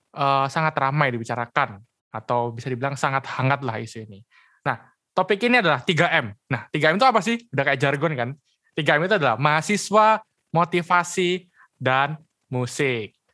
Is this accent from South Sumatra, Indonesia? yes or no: no; Surabaya, East Java, Indonesia; oke lu dari Surabaya oke berarti sama kayak gue ya dari Surabaya